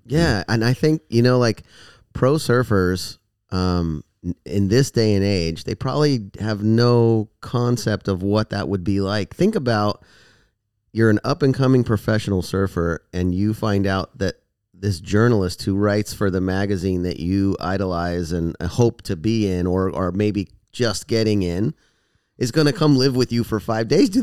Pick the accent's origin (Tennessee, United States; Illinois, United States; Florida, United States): Florida, United States; moved away as an adult; also born or lived in California; I grew up here in Florida, went to, lived in California for ten years, went to college out there